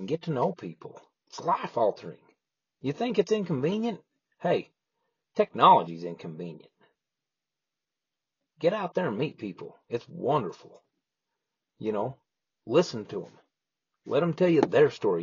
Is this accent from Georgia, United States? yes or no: no; Idaho, United States; now in Texas/Oklahoma area, United States; I'm from Idaho. I'm from the mountains